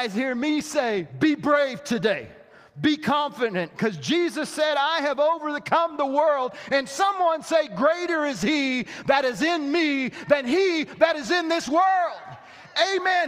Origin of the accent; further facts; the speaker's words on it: southwest Missouri, United States; I grew up in Missouri